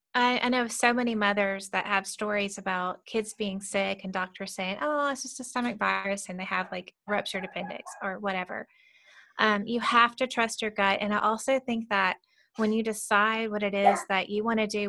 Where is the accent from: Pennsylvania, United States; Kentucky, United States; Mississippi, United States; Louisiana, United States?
Mississippi, United States; we're both from Mississippi